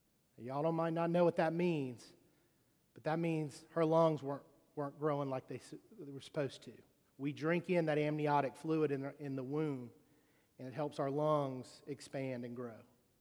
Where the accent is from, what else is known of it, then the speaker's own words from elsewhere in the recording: Mississippi, United States; and I'm from Mississippi, I can't get up there and not have my teeth.